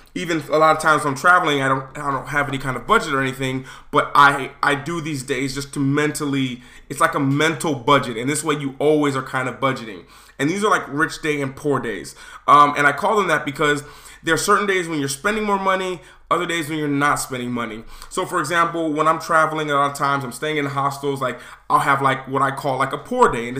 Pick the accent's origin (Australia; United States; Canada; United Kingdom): United States; I'm American.